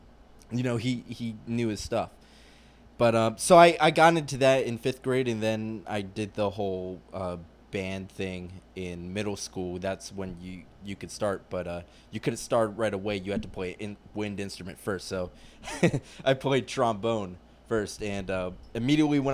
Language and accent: English; Atlanta, Georgia, United States; moved away; also born or lived in Raleigh, North Carolina / Virginia; I'm from Atlanta, and I lived there for about 15 years of my life.